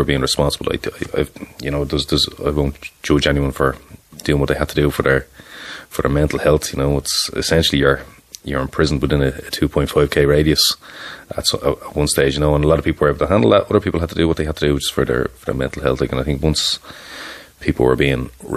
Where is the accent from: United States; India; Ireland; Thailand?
Ireland; I'm from Toymaville beside Cuckoo's Nest. For anyone that would be familiar with that neck of the woods, that's where I'm from originally. That's where I grew up.